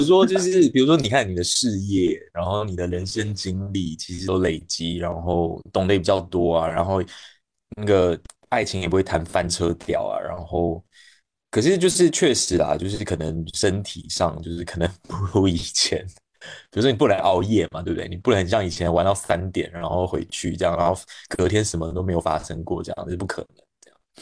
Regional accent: Taiwan; accent: Taiwanese; also born or lived in Beijing, China; now in China; 我是一个长期在大陆的台湾人，大家也可以听到我口音。然后，嗯，我现在的生活就是在国内 各个地方到处跑

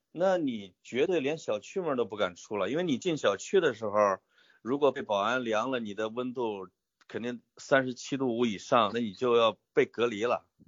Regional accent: Puyang, Henan, China; moved away; 我们濮阳

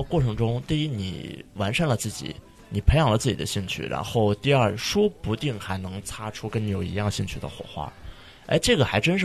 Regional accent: Xi'an, Shaanxi, China; 咱从小在西安长大

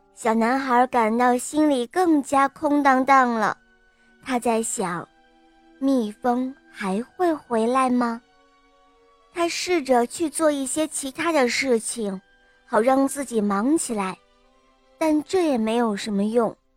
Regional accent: Hengshui, Hebei, China; 我今年七岁了，我来自河北衡水

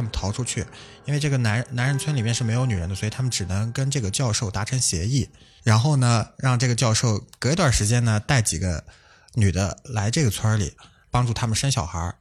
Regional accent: Alxa, Inner Mongolia, China; also born or lived in Northeast China; 我家乡那边儿发现的灵异事件，就阿拉善那边儿

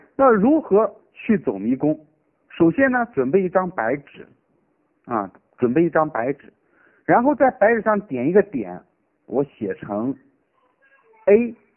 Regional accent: Shaanxi, China; now in Chengdu, China; 我的老家呢是陕西的，我是成都的老师

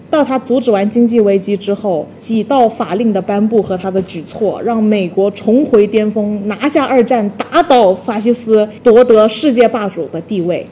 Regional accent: China; 我们中国人比较内斗

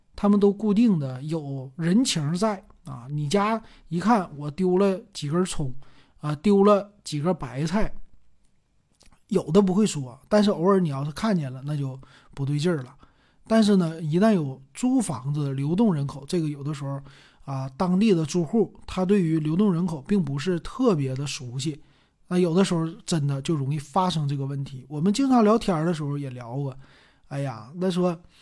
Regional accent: Northeast China, China; 咱们东北人

